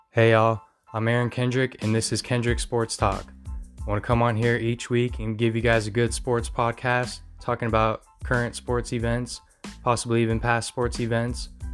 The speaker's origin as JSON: {"language": "English", "town": "Riverside", "region": "California", "country": "United States", "tie": "born or raised there", "moved": "yes", "lives_now": "Grand Canyon, United States", "said": "I live near Grand Canyon, Arizona, but I grew up in Riverside, California"}